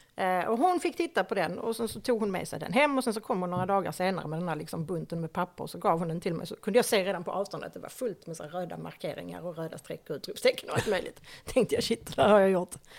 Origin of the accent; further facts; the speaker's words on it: Höllviken, Skåne, Sweden; also born or lived in Malmö; jag är född i Malmö. Bodde där de första par åren av mitt liv och sen så flyttade vi till Höllviken